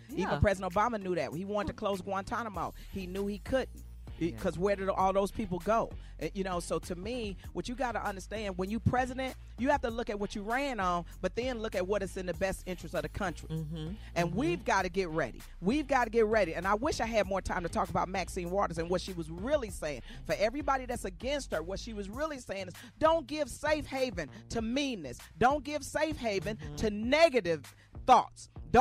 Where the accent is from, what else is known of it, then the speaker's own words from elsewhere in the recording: Arkansas, United States; I'm from Arkansas.